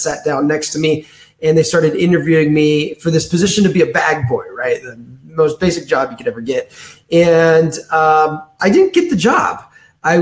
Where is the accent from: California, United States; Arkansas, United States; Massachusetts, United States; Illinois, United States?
California, United States; Danville; I'm from a city outside of San Francisco called Danville, California